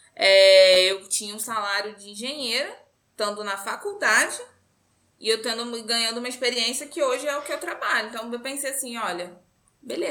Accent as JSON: {"language": "Portuguese", "town": "Macaé", "region": "Rio de Janeiro", "country": "Brazil", "tie": "born or raised there", "also_born_or_lived": "Seropédica", "said": "eu nasci em Macaé, que é a cidade do petróleo, toda essa coisa lá. Eu cresci, assim, até a minha oitava série envolta nessa história toda de Petrobras"}